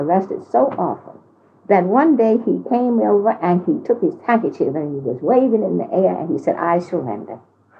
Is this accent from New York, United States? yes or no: no; Philadelphia, Pennsylvania, United States; my husband, Raymond Pace Alexander, and I were both born in Philadelphia.